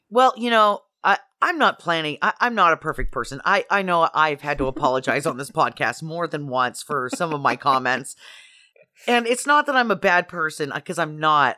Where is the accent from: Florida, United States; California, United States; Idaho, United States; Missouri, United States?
Idaho, United States; moved away; I'm from Idaho